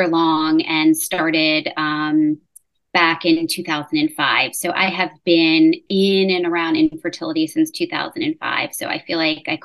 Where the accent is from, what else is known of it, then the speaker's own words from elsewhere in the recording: New York, United States; moved away as an adult; now in Charlotte, United States; I'm originally born and bred in New York, but living down now in South Charlotte